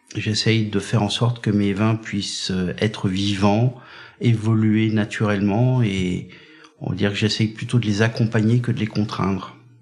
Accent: Brittany, France; moved away as an adult; also born or lived in Languedoc-Roussillon; Moi, je suis breton

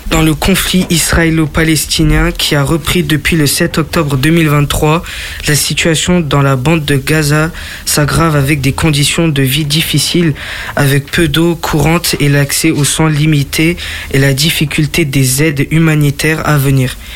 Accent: France; chez nous, en France

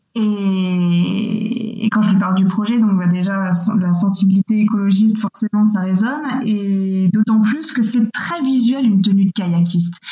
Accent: Missé, Nouvelle-Aquitaine, France; Moi, je viens d'Angers, ou plus exactement de Missé, qui est un tout petit village à côté d'Angers, donc dans, les Deux-Sèvres

